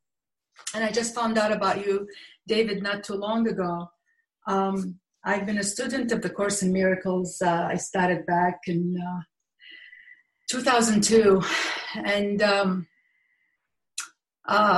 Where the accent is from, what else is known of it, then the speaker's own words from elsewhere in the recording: Baghdad, Baghdad Governorate, Iraq; moved away; I was born in Baghdad, Iraq